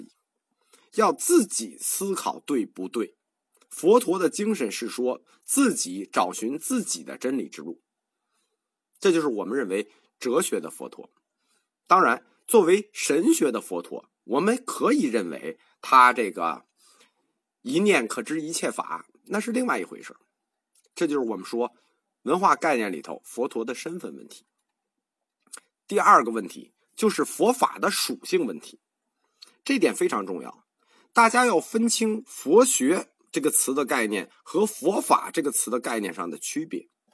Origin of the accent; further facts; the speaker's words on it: China; 我们中国人自己传的楞严